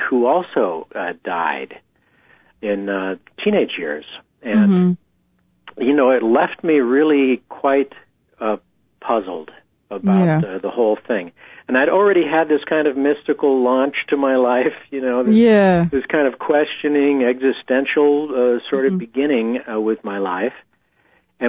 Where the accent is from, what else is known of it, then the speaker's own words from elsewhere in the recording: San Diego, California, United States; I was born in San Diego, not far from the border, and I grew up in the 60s